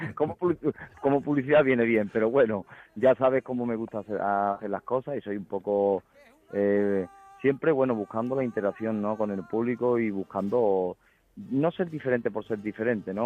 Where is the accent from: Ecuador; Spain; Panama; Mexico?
Spain; Huelva, Andalusia